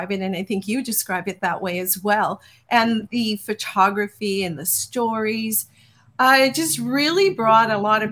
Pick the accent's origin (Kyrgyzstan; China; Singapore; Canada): Canada; Newfoundland and Labrador; I'm a Newfoundlander